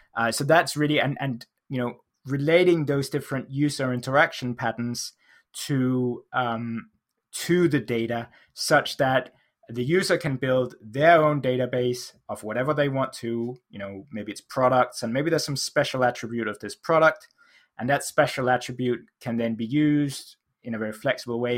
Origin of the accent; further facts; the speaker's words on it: Denmark; now in United Kingdom; I live in the U K, uh, although I grew up in Denmark